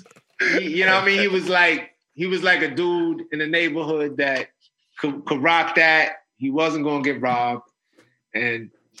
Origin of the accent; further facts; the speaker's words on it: New York City, New York, United States; the neighborhood where I grew up in the Northeast Bronx.